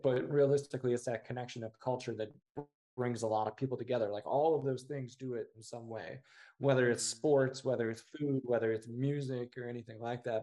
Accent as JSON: {"language": "English", "region": "Indiana", "country": "United States", "tie": "born or raised there", "said": "I'm from what I consider to be a very small town in Indiana"}